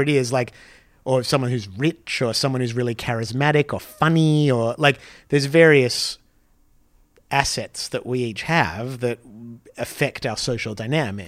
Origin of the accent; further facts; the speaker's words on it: Australia; When I was a kid in Australia